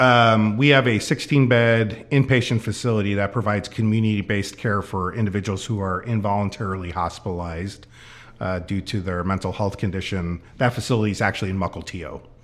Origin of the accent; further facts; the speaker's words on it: Chicago, Illinois, United States; moved away as an adult; now in Snohomish County, United States; I grew up in the Chicago area